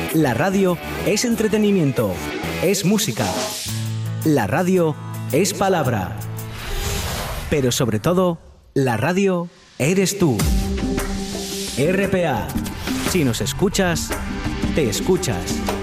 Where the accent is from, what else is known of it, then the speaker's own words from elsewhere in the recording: Asturias, Spain; los asturianos